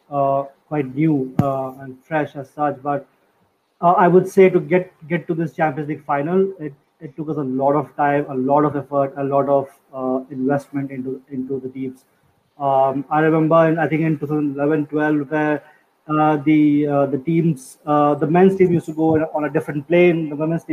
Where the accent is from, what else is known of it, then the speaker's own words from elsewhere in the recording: India; I'm from India